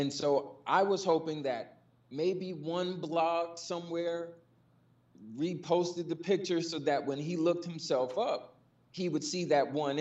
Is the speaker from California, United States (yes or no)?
no; New York, United States; me growing up in New York